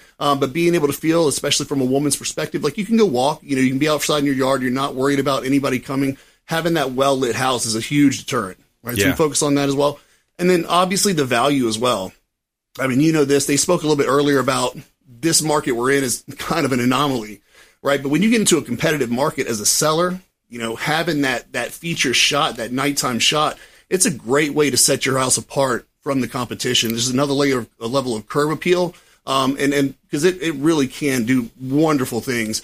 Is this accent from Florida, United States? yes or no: yes; Florida, United States; also born or lived in Tallahassee, Florida / Fort Myers, Florida; now in St. Petersburg, United States; born and raised in Florida. I mean, I was born in Tallahassee. That's kind of South Georgia, but I am Florida through and through.